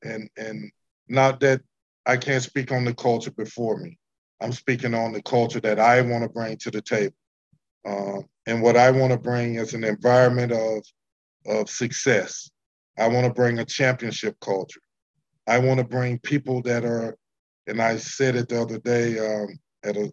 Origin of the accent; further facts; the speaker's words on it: Mississippi, United States; moved away; I was recruited out of Mississippi